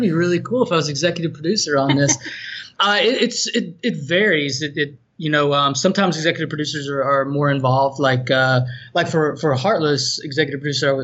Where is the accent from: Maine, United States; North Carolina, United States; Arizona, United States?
North Carolina, United States; Asheville; accent: Southern; we're both from Asheville, North Carolina. It's just I kept my accent.